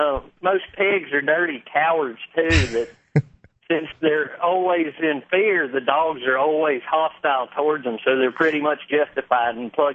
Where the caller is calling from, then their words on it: West Virginia, United States; I'm calling from West Virginia.